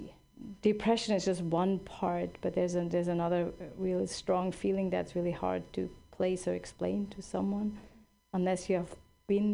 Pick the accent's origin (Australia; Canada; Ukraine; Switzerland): Switzerland; now in California, United States; I grew up in Switzerland.